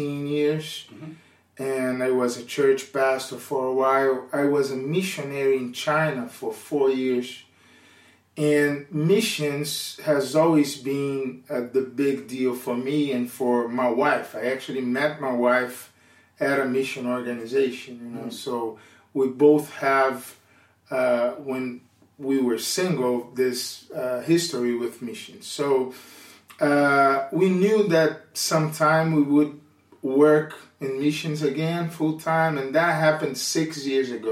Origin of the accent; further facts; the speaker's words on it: Brazil; English is a second language; moved away as an adult; now in South Jersey, United States; We are Brazilian, full Brazilian family, so I am the English speaker of the house so far